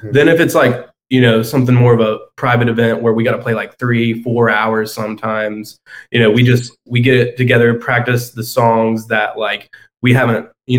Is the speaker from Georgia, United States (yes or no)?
yes; Marietta, Georgia, United States; now in Athens, United States; Yeah, I'm from Marietta too